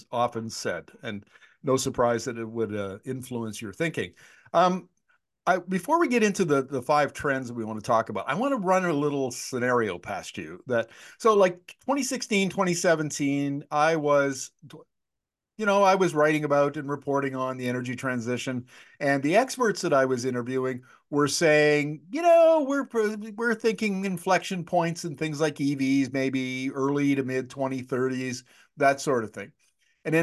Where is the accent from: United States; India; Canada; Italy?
Canada; I'm Canadian.